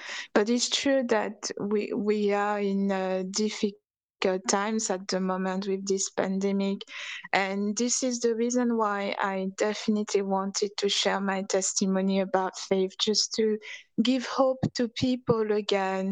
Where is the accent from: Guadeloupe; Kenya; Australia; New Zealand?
Guadeloupe; also born or lived in Bristol, England; now in Denmark; I was born in the French Caribbean on a beautiful island called Guadeloupe